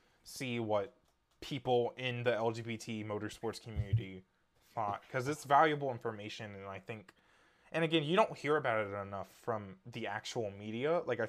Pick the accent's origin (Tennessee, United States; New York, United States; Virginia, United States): Tennessee, United States; Nashville; Did y'all know I'm from Nashville?